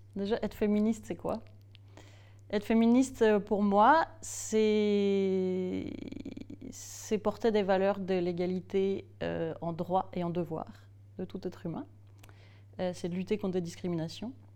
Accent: Strasbourg, Grand Est, France; Je suis née à Strasbourg

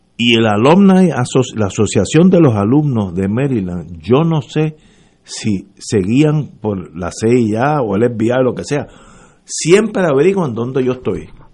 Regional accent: Puerto Rico; yo soy puertorriqueño y moriría aquí

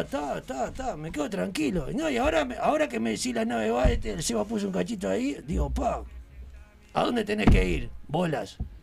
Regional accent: Uruguay; Somos uruguayos

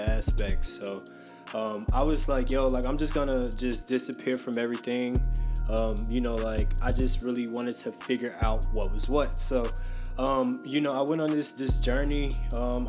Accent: Chicago, Illinois, United States; moved away as an adult; also born or lived in India; I'm originally from Chicago. I just moved back to Chicago maybe about 3 months ago.

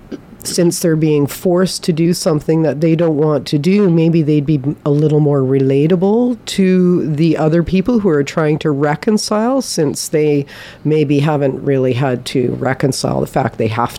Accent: British Columbia, Canada; we're British Columbians.

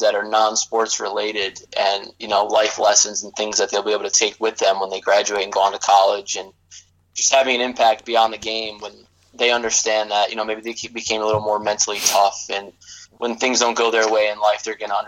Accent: Section 4, New York, United States; moved away; I'm actually from Section 4 myself

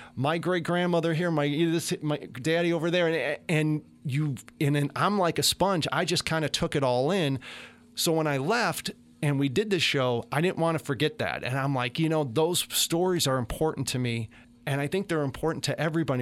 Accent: Chicago, Illinois, United States; moved away as an adult; now in Meridian, United States; I'm from Chicago

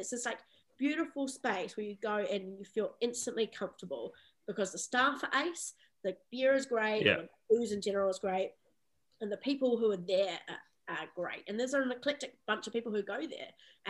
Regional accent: Palmerston North, Manawatū-Whanganui, New Zealand; this like little city, Palmerston North, that I grew up in New Zealand

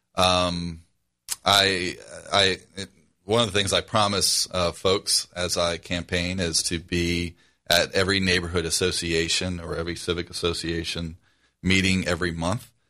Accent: New Orleans, Louisiana, United States; moved away as an adult; I grew up in the Algiers section of New Orleans. I live there now.

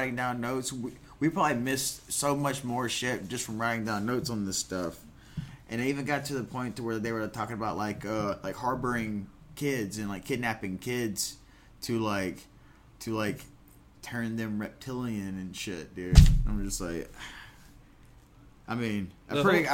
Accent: United States; my home country

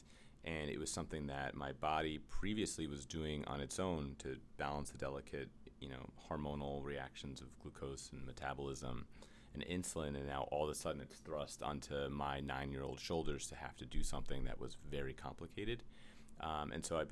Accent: New York City, New York, United States; I'm from the Upper West Side of Manhattan

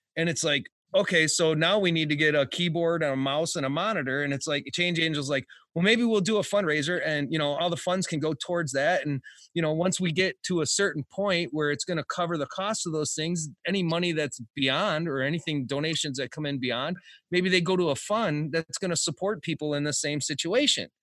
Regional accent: Detroit, Michigan, United States; I'm from Detroit

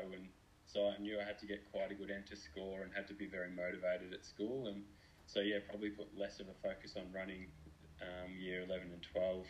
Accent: Melbourne, Victoria, Australia; So we grew up in Essendon, and there's the Aberfeldy track at the end of our street.

